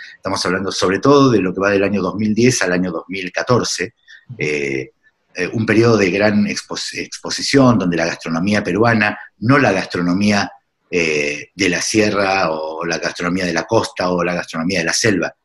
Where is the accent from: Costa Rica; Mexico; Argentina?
Argentina; moved away as an adult; also born or lived in Lima, Peru; Yo hace 10 años, más de 10 años me fui de Argentina, pero uno no deja de serlo porque uno nunca deja de ser de donde es